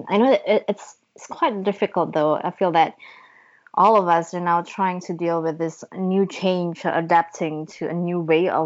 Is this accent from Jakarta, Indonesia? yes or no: no; Bandung, West Java, Indonesia; I am right now in my hometown of Bandung, Indonesia.